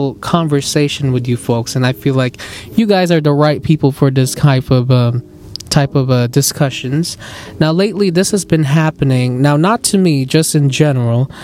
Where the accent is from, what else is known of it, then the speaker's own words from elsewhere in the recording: Philippines; accent: Filipino; My Filipino accent is kicking